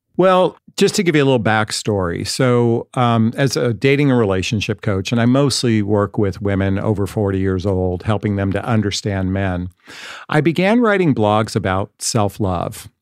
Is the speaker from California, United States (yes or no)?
yes; Los Angeles, California, United States; I'm from Los Angeles